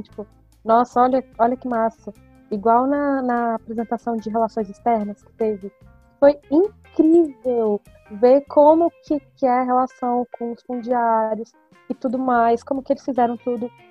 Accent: Brasília, Federal District, Brazil; eu sou geóloga de Brasília

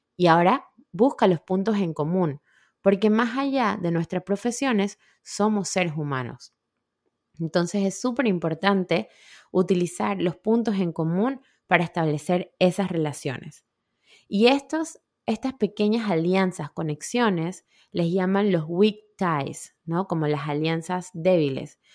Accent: Panama; moved away; yo soy de Panamá, mis amigas mamás panameñas, que vivimos cerca aquí

